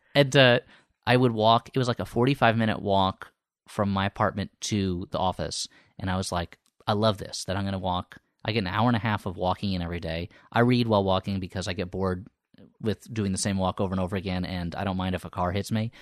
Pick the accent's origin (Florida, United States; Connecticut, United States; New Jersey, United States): New Jersey, United States; Millburn; moved away as an adult; also born or lived in New York; now in Los Angeles, United States; I grew up in New Jersey.